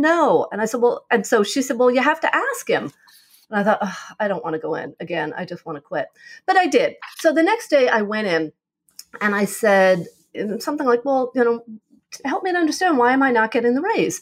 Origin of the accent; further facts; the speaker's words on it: New York, United States; also born or lived in California; now in Arizona, United States; I'm originally from New York. I loved living in New York, grew up there, moved to California for a couple of years